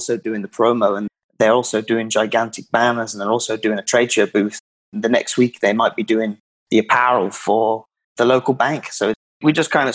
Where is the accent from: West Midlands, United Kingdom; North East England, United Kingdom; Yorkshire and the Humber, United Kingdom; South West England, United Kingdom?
West Midlands, United Kingdom; Worcestershire; moved away as an adult; now in United States; I am from Worcestershire, England, which is right in the middle, in the West Midlands